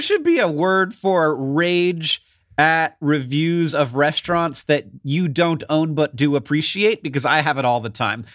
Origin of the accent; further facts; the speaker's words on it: Orlando, Florida, United States; I grew up in, in Orlando